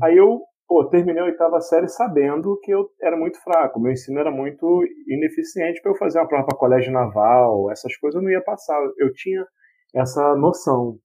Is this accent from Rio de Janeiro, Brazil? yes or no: yes; Queimados, Rio de Janeiro, Brazil; Nascido e criado em Queimados